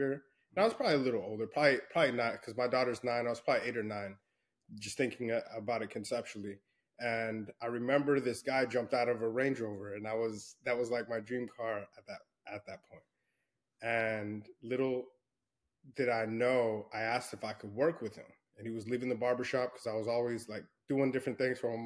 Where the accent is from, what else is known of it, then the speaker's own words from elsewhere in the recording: El Paso, Texas, United States; I grew up in Fort Bliss in El Paso, Texas, West Texas